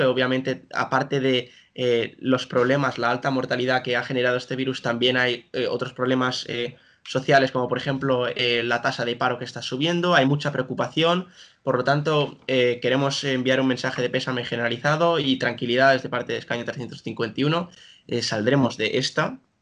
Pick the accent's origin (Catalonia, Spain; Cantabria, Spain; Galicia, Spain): Catalonia, Spain; Girona; now in Nijmegen, Netherlands; también he nacido en, Gerona, en, España, y también vivo actualmente ahora en Holanda